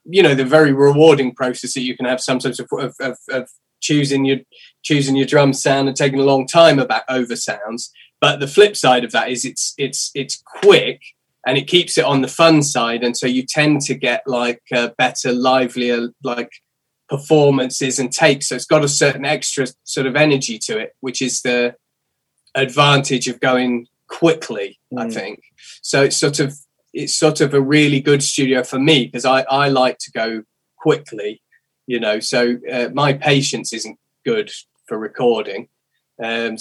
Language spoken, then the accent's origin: English; England, United Kingdom; we're English guys